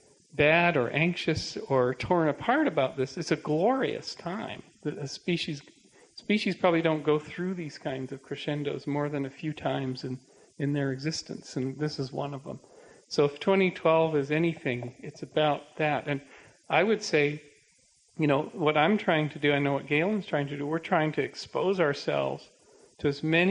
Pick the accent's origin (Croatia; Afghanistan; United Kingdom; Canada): Canada; I'm a Canadian